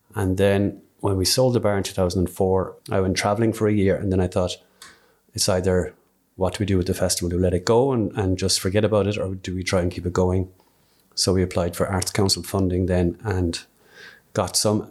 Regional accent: Skibbereen, Munster, Ireland; I'm from Skibbereen, grew up in Skibbereen

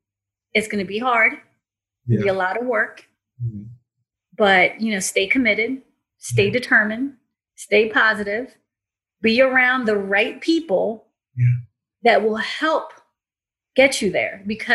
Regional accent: Philippines; moved away; I'm from the Philippines. Okay. So, Philippines, in the 80s, I mean, it's still considered a third world country, but I came from a third world country.

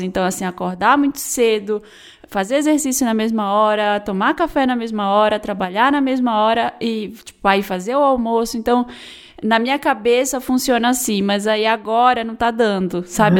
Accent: Brazil; a gente é brasileiro

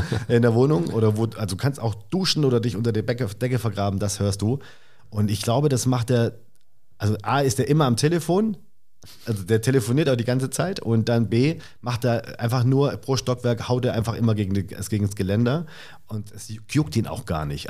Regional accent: Swabia, Baden-Württemberg, Germany; also born or lived in Stuttgart; now in Berlin, Germany; Ich bin ja ursprünglich aus dem Süden Deutschlands.

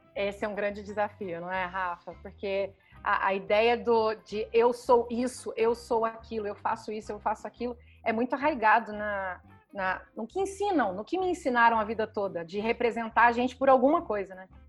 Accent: Goiânia, Goiás, Brazil; eu nasci em Goiânia, que apesar de ser a capital de Goiás, sempre foi e ainda continua até hoje uma cidade com ar interiorano

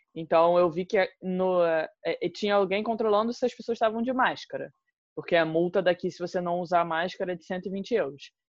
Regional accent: Brazil; now in Portugal; a minha posição como brasileira

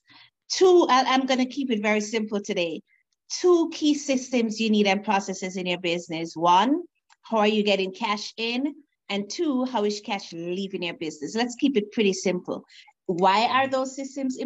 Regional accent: Jamaica; now in Canada; Originally, I'm from Jamaica. I'm currently in Canada, so I wear the hat of an immigrant as well.

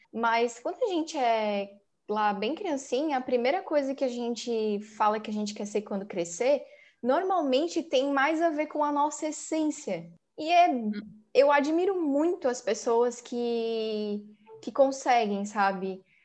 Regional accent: Santa Catarina, Brazil; a gente é de Santa Catarina

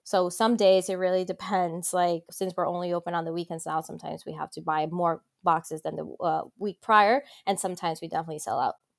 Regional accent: Colombia; now in Miami, United States; when I was growing up in Colombia

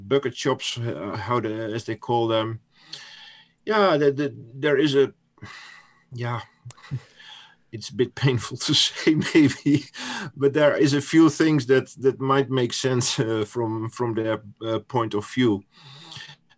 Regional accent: Netherlands; first language Dutch; English is a second language; I'm from the Netherlands, so English is not my first language

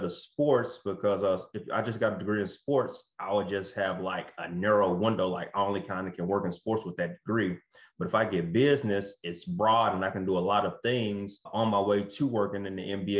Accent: Blytheville, Arkansas, United States; moved away; also born or lived in Memphis; Blyville, Arkansas, where I'm from, my hometown.

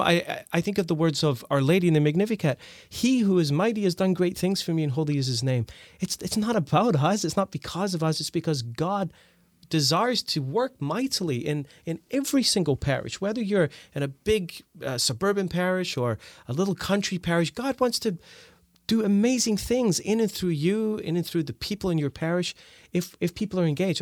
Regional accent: Scotland, United Kingdom; moved away; also born or lived in Canada; I grew up in Scotland. We moved to Canada

